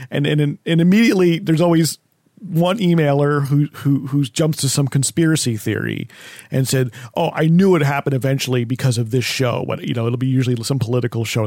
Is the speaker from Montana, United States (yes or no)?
no; New Jersey, United States; when I grew up in New Jersey